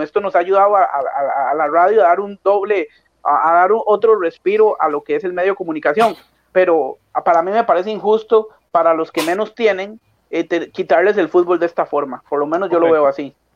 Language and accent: Spanish; Costa Rica; siendo costarricense